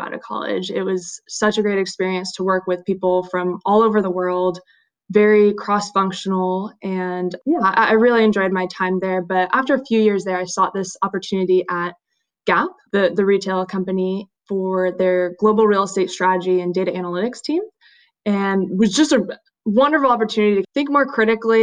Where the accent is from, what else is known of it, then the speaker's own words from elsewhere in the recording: Salinas, California, United States; also born or lived in Santa Barbara, California / San Francisco, California; I'm originally from Salinas, California, which is kind of near Monterey, Central Coast